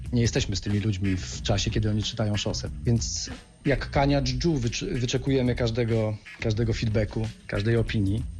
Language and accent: Polish; Środa Śląska, Lower Silesian Voivodeship, Poland; ja jestem ze Środy Śląskiej